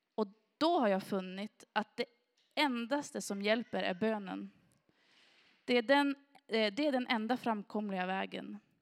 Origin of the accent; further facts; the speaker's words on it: Granö, Västerbotten County, Sweden; also born or lived in Sorsele; jag har ju vuxit upp här i kommunen och jag har vuxit upp i Granö.